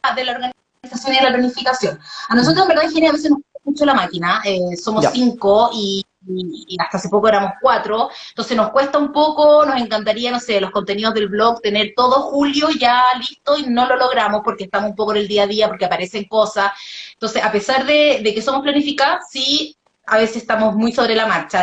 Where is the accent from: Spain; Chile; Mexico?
Chile; Viña del Mar, Valparaíso; yo soy de Viña